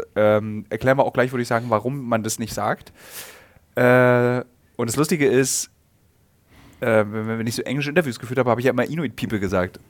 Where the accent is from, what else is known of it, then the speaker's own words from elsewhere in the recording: Germany; als Deutscher